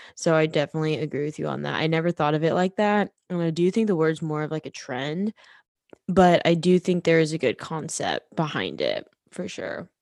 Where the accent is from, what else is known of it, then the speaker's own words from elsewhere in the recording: Kansas City, Kansas, United States; moved away as an adult; now in Texas, United States; I grew up in Kansas City, now I live in Texas.